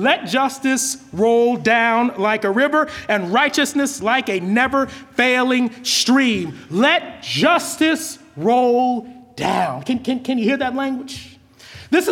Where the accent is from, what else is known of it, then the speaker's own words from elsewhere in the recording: California, United States; I'm from California